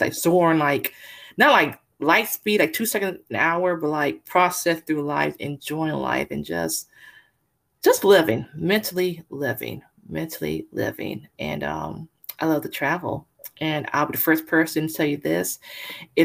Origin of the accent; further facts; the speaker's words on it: California, United States; now in Texas, United States; I'm originally from California, but currently live in Texas